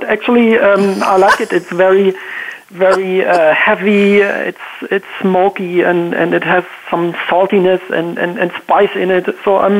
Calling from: Walldorf, Baden-Württemberg, Germany; I'm calling in from Germany, actually, Waldorf, the SAP headquarters.

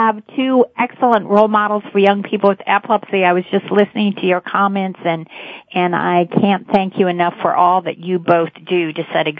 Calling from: Houston, Texas, United States; I'm calling in from Houston, Texas.

